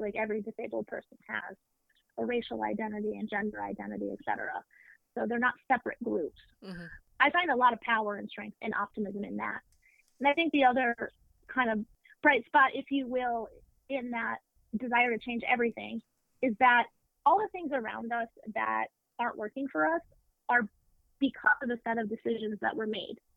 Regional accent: Deep South, United States; I grew up in the Deep South with a progressive non Christian family.

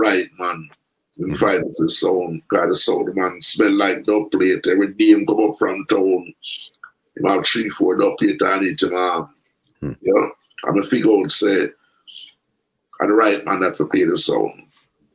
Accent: Kingston, Saint Andrew, Jamaica; I grew up in an area, St. Andrew, Kingston 6, so like a town named Tavern, right in Papine area

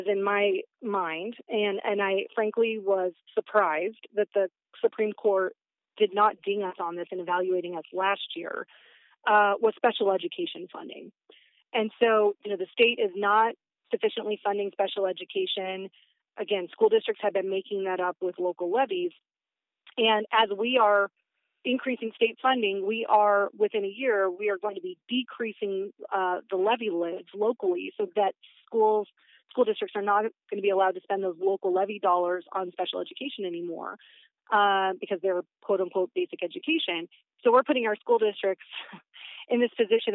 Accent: Battle Ground, Washington, United States; I grew up in Battleground, which is in Southwest Washington

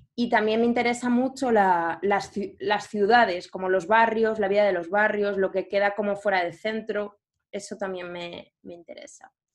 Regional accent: Valencia, Valencian Community, Spain; moved away as an adult; also born or lived in Turin; now in Madrid, Spain; Pues nací en, Valencia, eh, que es una ciudad, mm, así para decir, bueno, es, grandecilla de, España

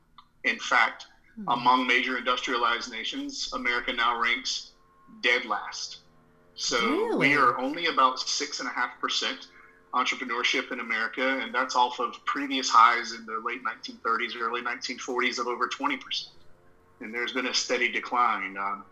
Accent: the South, Southern United States, United States; accent: Southern; moved away as an adult; I'm a Southerner, if you can't tell from the accent right out of the gate. But I grew up sort of in the sticks in the middle of nowhere in a rural area.

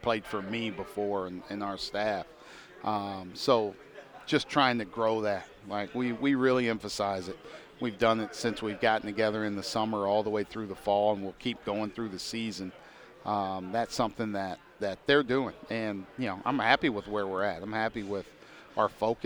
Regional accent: Indiana, United States; moved away; also born or lived in Pennsylvania; I'm from Indiana, so getting a chance to come back home

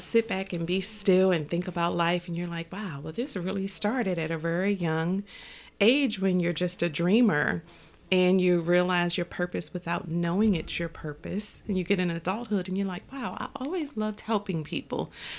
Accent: Baltimore, Maryland, United States; also born or lived in New Jersey; I was in New Jersey. I'm from Baltimore. I was in New Jersey in this relationship about 7 years.

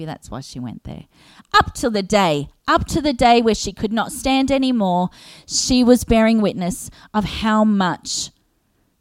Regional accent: Australia; being an Aussie

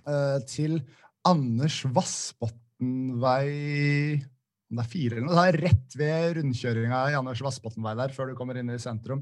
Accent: Nesodden, Akershus, Norway; moved away as an adult; also born or lived in Oslo / Volda; Jeg bodde i Oslo da, men jeg, jeg kommer egentlig fra Nesodden

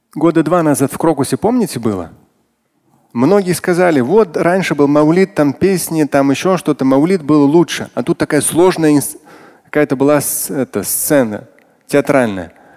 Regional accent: Moscow, Russia; как москвич, как мусульманин

